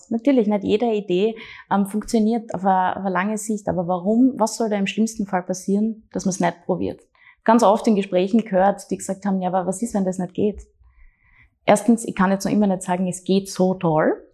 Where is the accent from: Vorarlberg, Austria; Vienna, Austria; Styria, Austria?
Styria, Austria; Graz; born or raised there